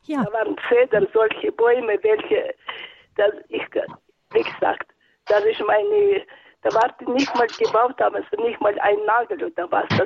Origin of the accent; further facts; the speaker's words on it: Northern Urals, Russia; moved away; Ich äh, bin geboren im Nordural. Das war nach dem Krieg.